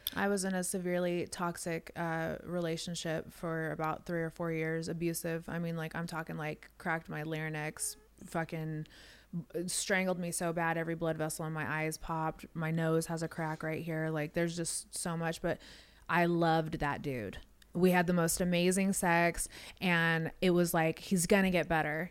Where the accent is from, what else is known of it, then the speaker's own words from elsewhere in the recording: Las Vegas, Nevada, United States; moved away as an adult; now in Nashville, United States; from Vegas. I grew up in Vegas. I'm a West Coast girl, and I moved here about seven years ago